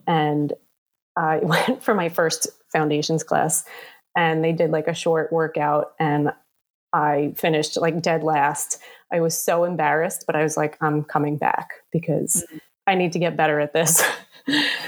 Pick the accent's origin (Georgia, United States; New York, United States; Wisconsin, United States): New York, United States; New York City; I was born and raised here in Staten Island. I've lived here my whole life, except for college